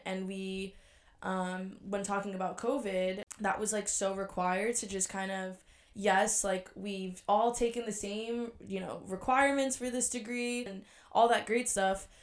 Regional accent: New York, United States; moved away as an adult; now in Washington, D.C., United States; I am originally from New York, as well as Alexis

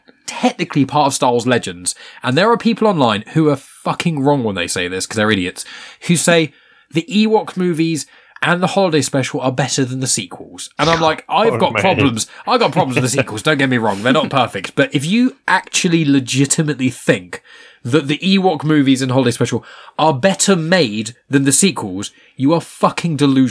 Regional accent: Scotland, United Kingdom; Fucking shite being Scottish.

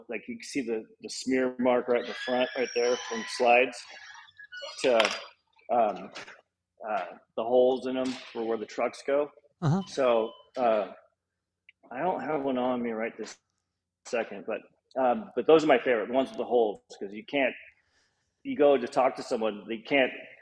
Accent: Los Angeles, California, United States; also born or lived in Hollywood; I grew up in Los Angeles, close to Venice Beach

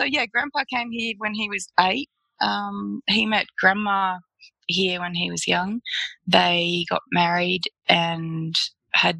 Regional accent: Alice Springs, Northern Territory, Australia; I was born in Alice Springs. I've been here 40 years.

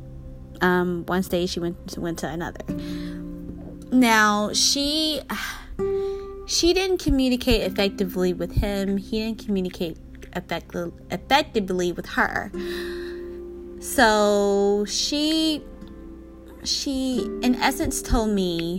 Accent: Georgia, United States; moved away; I'm from Georgia. I go visit my parents a couple times a year, but currently I wouldn't want to go back, because my childhood was great and everything, but it wasn't my happy place.

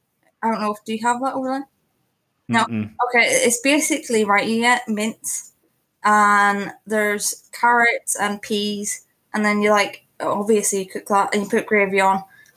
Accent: Northern Ireland, United Kingdom; I'm from Northern Ireland

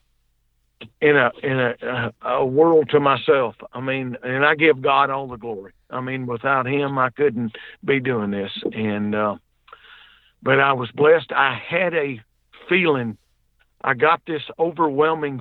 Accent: the South, United States; I'm from the South down here. We can't pronounce right most of the time

